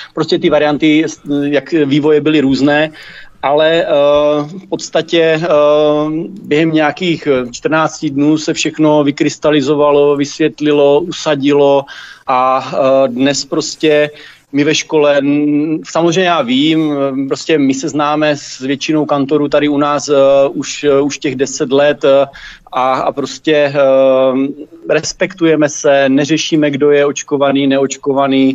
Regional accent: Troubky, Olomouc Region, Czechia; now in Tovačov, Czech Republic; já pocházím z Troubek, byť dnes bydlím tady vedle v Tovačově pět kilometrů

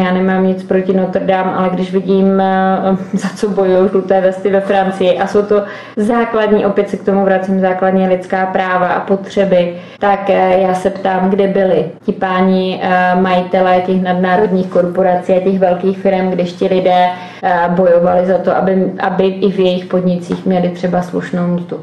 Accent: Czech-Polish-Slovak border area, Moravian-Silesian Region, Czechia; já jsem z Českou, Polsku, slovenskému pomezí v podstatě já žiju v Moravskoslezském kraji na hranici

